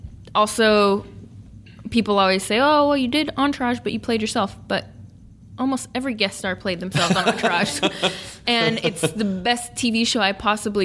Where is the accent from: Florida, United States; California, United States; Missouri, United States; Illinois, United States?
California, United States; Sacramento; living and working in my hometown in Sacramento.